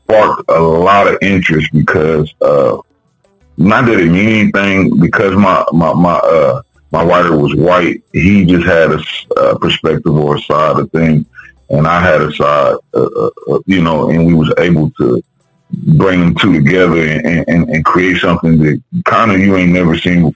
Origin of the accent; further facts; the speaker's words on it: Wichita, Kansas, United States; I'm from Wichita, Kansas